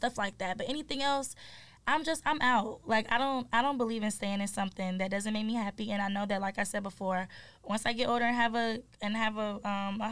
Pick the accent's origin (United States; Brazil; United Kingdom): United States; Atlanta, Georgia; also born or lived in Detroit, Michigan; By Thursday, we were moved to Atlanta